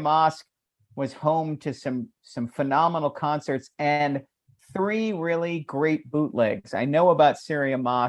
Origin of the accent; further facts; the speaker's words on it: Annapolis, Maryland, United States; we played my hometown. We played two nights at the Ram's Head in Annapolis, Maryland